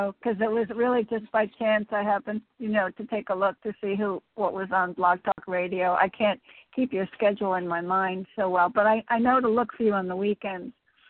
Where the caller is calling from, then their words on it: Connecticut, United States; Hi, this is … from Connecticut with the Lost and Found Keys.